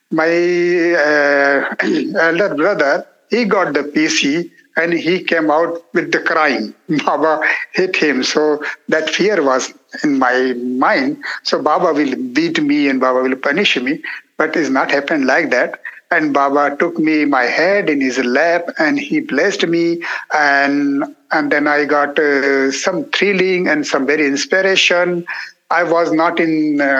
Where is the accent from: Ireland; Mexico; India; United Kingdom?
India; first language Marathi; English is a second language; because of my mother tongue is my natural tongue is Marathi.